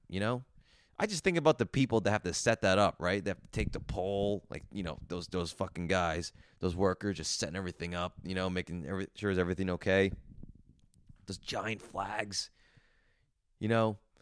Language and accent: English; New Jersey, United States; I grew up in New Jersey